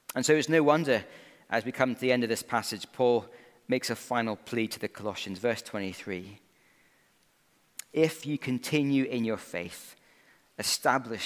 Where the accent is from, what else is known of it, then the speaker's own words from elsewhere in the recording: Scotland, United Kingdom; Growing up in Scotland, when I played a bit of rugby at school